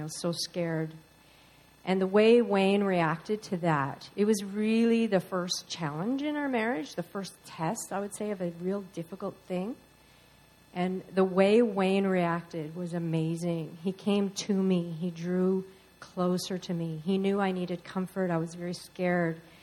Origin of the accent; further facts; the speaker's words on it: Newfoundland and Labrador, Canada; moved away; We're both from Newfoundland.